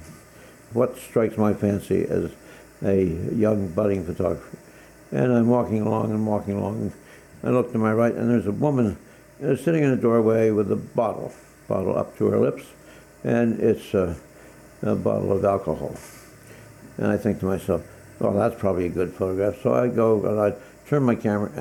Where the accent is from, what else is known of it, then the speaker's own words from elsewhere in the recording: Mount Lebanon, Pennsylvania, United States; I'd spent my life growing up in Mount Lebanon in the suburbs